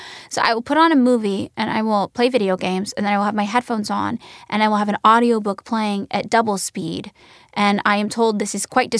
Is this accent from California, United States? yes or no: yes; Fresno, California, United States; born there; I'll be like, I was born in Fresno, California.